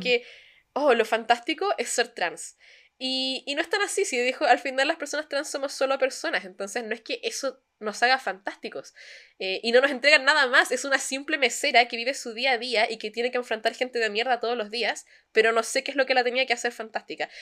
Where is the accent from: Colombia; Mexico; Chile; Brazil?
Chile; moved away as an adult; now in Germany; como chilenos